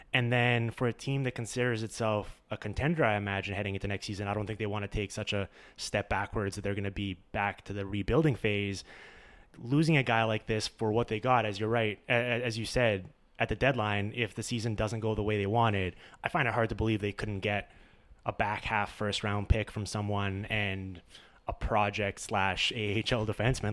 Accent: Vancouver, British Columbia, Canada; it's in my hometown

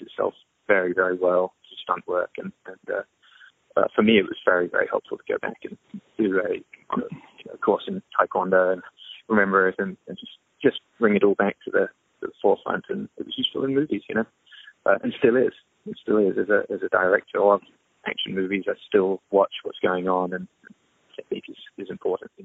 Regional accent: England, United Kingdom; there were a lot of schools around me growing up in England

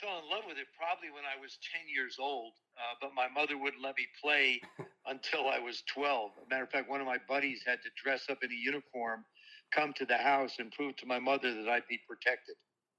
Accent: New Jersey, United States; I grew up in New Jersey, of course.

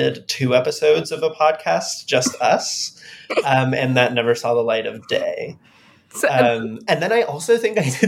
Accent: Westchester, New York, United States; also born or lived in Oberlin, Ohio / Boston; I grew up in Westchester, New York.

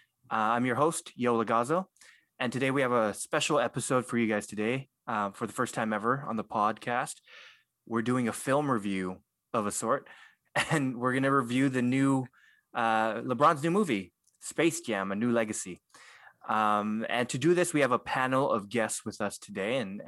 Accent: Philippines; I'm glad I did. I would have failed as a Filipino if I.

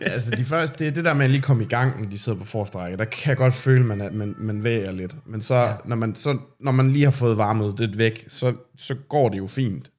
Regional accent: Sorø, Zealand, Denmark; jeg er fra Sorø

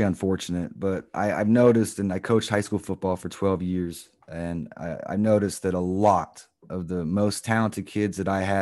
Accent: Florida, United States; I grew up in Florida as well.

